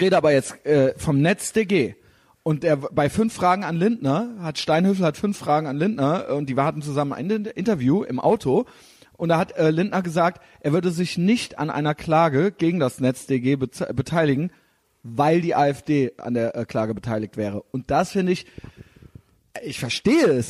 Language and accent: German; Germany; ich bin auch Deutscher